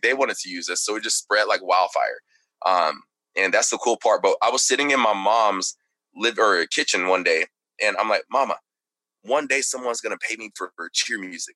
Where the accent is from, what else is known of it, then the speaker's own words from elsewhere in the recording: Texarkana, Texas, United States; also born or lived in Plano, Texas; I was born in Texarkana, Texas